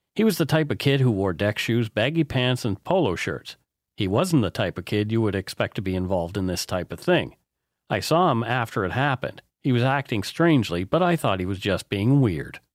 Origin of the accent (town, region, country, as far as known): East Coast, Nova Scotia, Canada; born or raised there; now in British Columbia, Canada